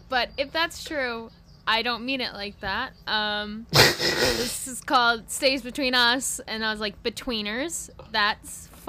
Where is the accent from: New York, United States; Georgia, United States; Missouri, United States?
New York, United States; Long Island; I grew up on Long Island. I live 15 minutes from a beach